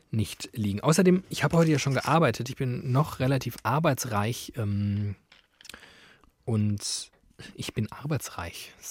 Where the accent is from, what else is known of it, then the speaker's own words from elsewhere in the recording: Germany; Ich glaube, sie haben relativ also so ein strukturelles Rassismusproblem, sage ich jetzt als Deutscher.